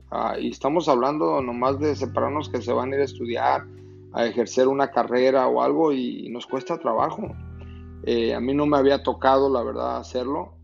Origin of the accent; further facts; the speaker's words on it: Mexico; moved away; yo, por ejemplo, que crecí en México